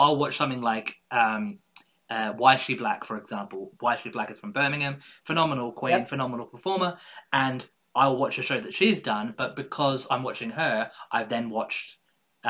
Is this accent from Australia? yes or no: yes; Adelaide, South Australia, Australia; I was born and raised in Adelaide in Australia